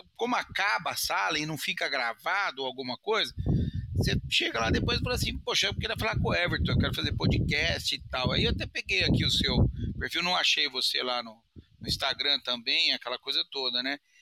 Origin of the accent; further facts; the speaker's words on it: Sorocaba, São Paulo, Brazil; accent: caipira; eu sou caipira, eu sou de Sorocaba